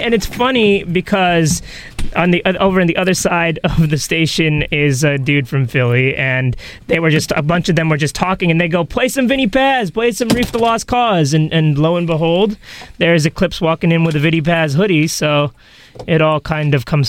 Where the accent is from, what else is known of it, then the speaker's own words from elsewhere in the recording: India; I am Indian. I do not have such time or luxury or etc.